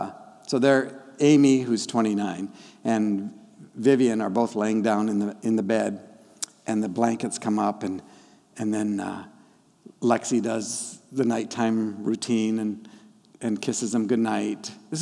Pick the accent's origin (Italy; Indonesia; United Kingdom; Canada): Indonesia; Papua; first language Dani; English is a second language; The tribal folk, the Dani, raised me. And they taught me my first language. My parents were doing the missionary thing, and that means they were really busy.